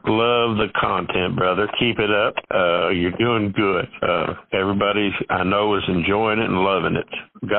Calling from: Berea, Kentucky, United States; I'm calling from Berea, Kentucky.

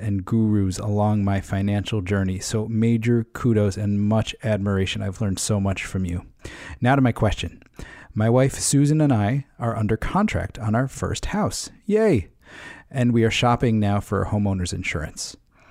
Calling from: Connecticut, United States

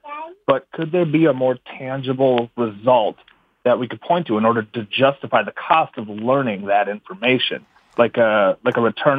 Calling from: Minneapolis, Minnesota, United States; I'm calling from Minneapolis, Minnesota

